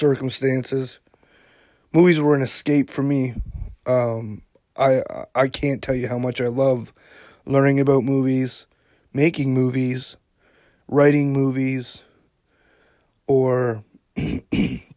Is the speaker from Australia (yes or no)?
no; Yarmouth, Nova Scotia, Canada; also born or lived in Halifax, Nova Scotia; I grew up in Yarmouth, Nova Scotia, which is about 4 hours from Halifax.